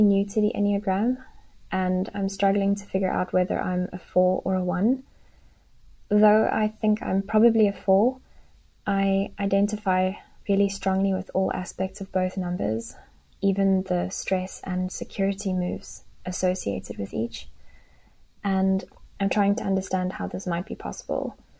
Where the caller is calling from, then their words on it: South Africa; I'm calling from South Africa.